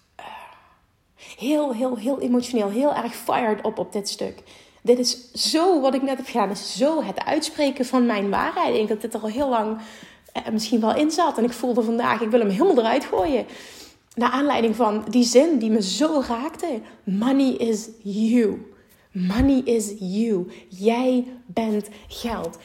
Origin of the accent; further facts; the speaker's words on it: Limburg, Netherlands; ik kom uit Limburg en daar is toch de mentaliteit iets anders